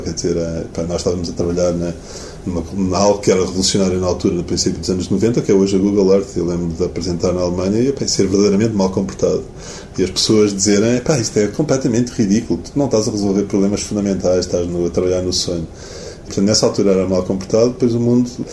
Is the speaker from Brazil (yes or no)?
no; Portugal; also born or lived in United States; sou português